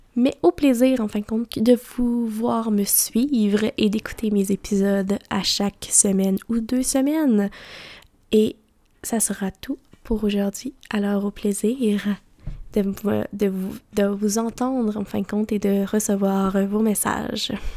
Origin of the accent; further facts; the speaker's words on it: Mauricie, Quebec, Canada; J'ai grandi en Mauricie